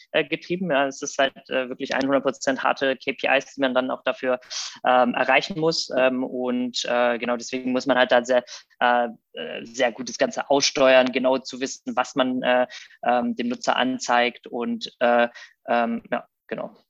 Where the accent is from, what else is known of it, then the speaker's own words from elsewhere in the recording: Rheda-Wiedenbrück, North Rhine-Westphalia, Germany; also born or lived in Thessaloniki, Greece / Munich; now in Berlin, Germany; bin also quasi groß geworden ähm, in Reda Wiedenbrück, was bei Gütersloh Bielefeld ist, die Ecke aus Westfalen.